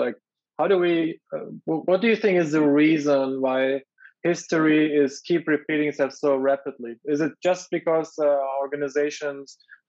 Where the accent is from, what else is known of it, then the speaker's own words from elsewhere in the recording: Germany; moved away; I grew up in Germany